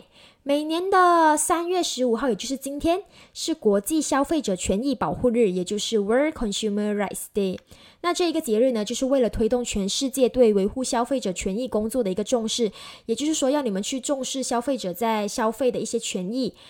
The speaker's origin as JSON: {"language": "Chinese", "country": "Malaysia", "said": "在疫情之后呢，我们马来西亚人都很喜欢就是在网上购物，然后用转账的方式去进行一个消费嘛。"}